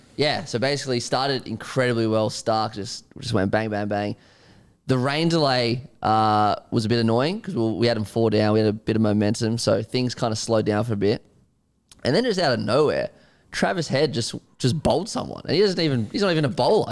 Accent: Australia; an Australian cricket fan

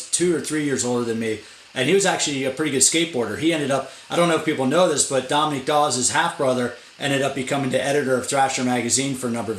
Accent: United States; I grew up in right outside of Washington, D.C.

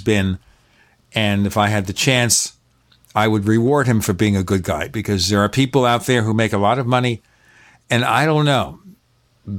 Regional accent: New York City, New York, United States; I grew up in Brooklyn, New York. Nobody was rich there

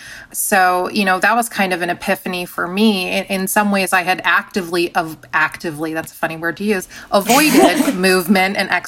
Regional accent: San Diego, California, United States; I grew up in San Diego.

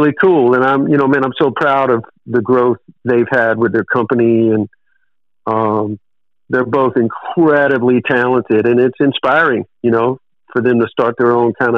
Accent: the South, United States; I'm from the South

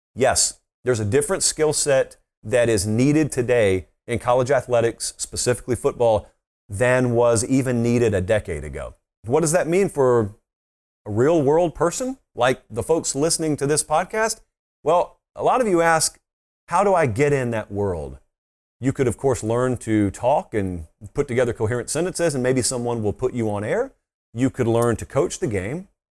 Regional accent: Columbus, Georgia, United States; I grew up right on the Chattahoochee River in Columbus, Georgia

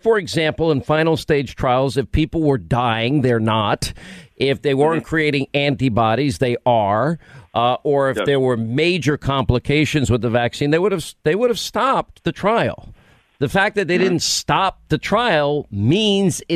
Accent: New York, United States; I'm from New York

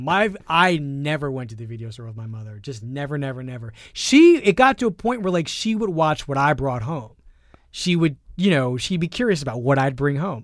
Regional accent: Philadelphia, Pennsylvania, United States; I grew up poor in Philadelphia

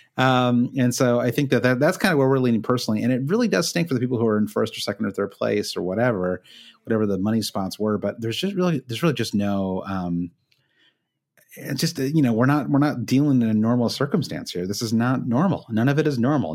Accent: Midwest, United States; moved away as an adult; now in Brooklyn, United States; when I was growing up in the Midwest

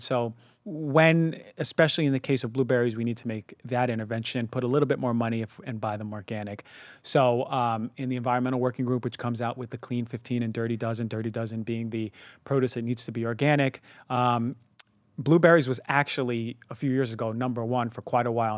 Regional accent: New York, United States; moved away; also born or lived in Minnesota; I grew up in New York

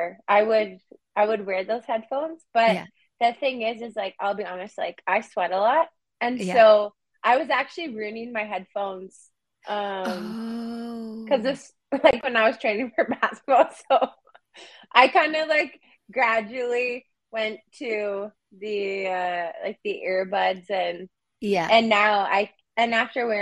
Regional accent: Prince Albert, Saskatchewan, Canada; now in Toronto, Canada; I'm originally from Prince Albert, Saskatchewan, so it's a small city kind of in the north. And so what's so funny is that when I was growing up, like going to the city meant going to Saskatoon

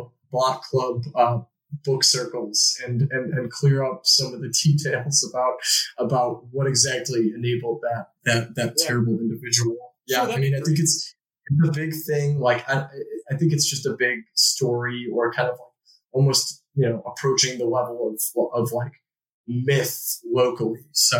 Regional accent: Chicago, Illinois, United States; I'm from Chicago myself

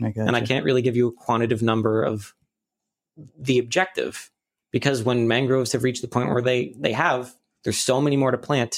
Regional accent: Albany, New York, United States; born there; also born or lived in Utica; Like Utica, New York, that's where I was like born. I was born in Albany, but like sort of lived in Utica for the year, and that's where my family more is.

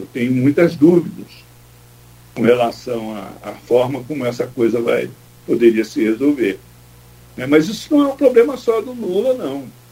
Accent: Rio de Janeiro, Brazil; accent: carioca; also born or lived in São Paulo; Eu sou paulista. Tenho sotaque de carioca, porque eu fui criado no Engenho Novo, no subúrbio do Rio de Janeiro, mas eu sou paulista

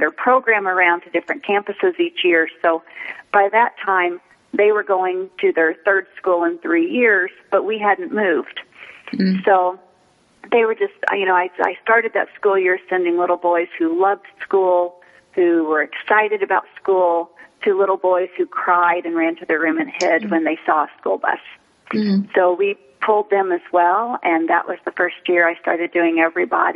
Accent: Midwest, United States; also born or lived in Los Angeles; now in Phoenix, United States; growing up in the Midwest

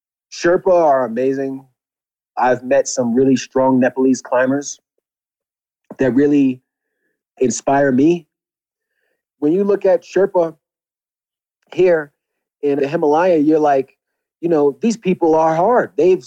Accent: New York City, New York, United States; I grew up in Brooklyn.

